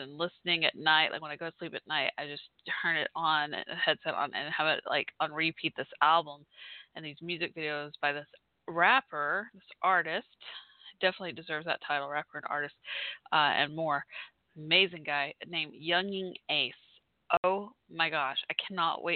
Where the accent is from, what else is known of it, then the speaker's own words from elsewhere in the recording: Fort Worth, Texas, United States; I'm from Fort Worth, Texas, Dallas, Fort Worth in the house